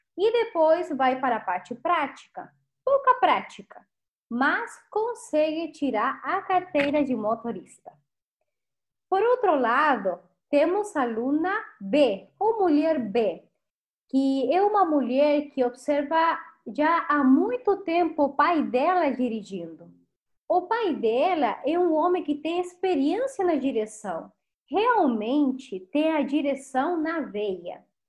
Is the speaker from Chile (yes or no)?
yes; Chile; Portuguese is a second language; also born or lived in Rio de Janeiro, Brazil; now in Brazil; sou chilena